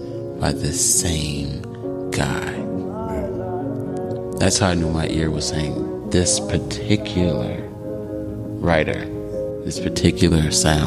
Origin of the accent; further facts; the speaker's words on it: Chicago, Illinois, United States; Chicago, my hometown